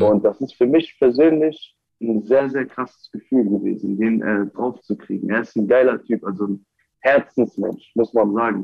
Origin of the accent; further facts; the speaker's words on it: Wiesbaden, Hesse, Germany; Ich komme aus Wiesbaden